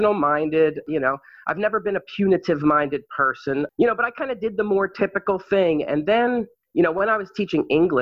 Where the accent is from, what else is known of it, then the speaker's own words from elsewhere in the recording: New England, Maine, United States; moved away as an adult; also born or lived in Wainfleet, Maine; now in Phnom Penh, Cambodia; I'm from New England. I'm a Mainer, as they call it.